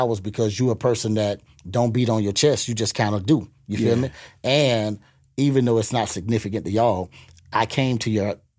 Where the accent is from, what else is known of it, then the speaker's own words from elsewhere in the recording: Gainesville, Florida, United States; now in Tampa, United States; I'm from Gainesville. You know, I've just been out of Tampa so long till, you know, I'm like a Tampa guy.